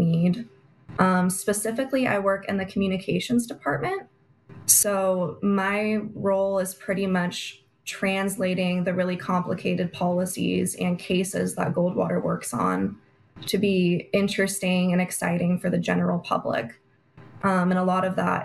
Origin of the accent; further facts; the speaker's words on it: Prescott, Arizona, United States; Republican Women of Prescott in my hometown